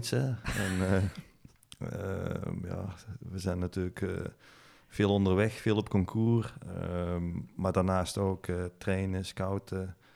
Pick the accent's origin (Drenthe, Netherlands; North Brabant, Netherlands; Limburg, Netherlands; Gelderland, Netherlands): North Brabant, Netherlands; Lage Mierde; Mijn ouders zitten nog steeds in Lage